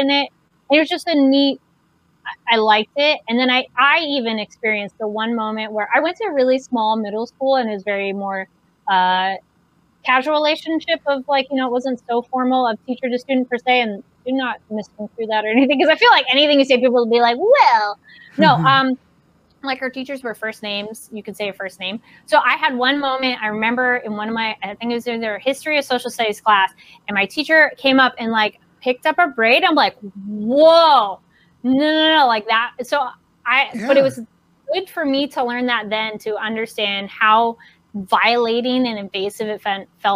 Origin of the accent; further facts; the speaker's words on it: Solvang, California, United States; I grew up in Solvang